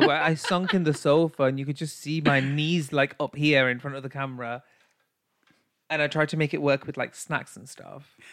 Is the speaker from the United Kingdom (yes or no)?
yes; United Kingdom; I'm a classy British bitch